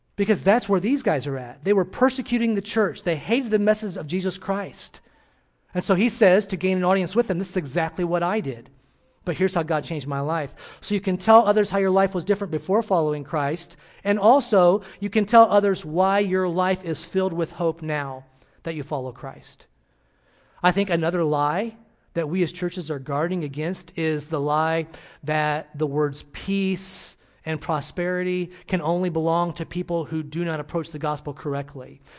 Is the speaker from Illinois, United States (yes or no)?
yes; Illinois, United States; moved away as an adult; I'm from Illinois, and, uh, grew up there